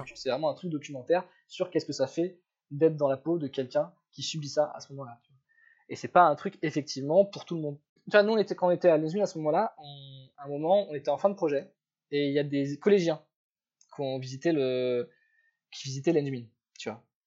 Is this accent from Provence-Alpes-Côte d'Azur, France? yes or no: no; Paris, Île-de-France, France; je suis parisien à la base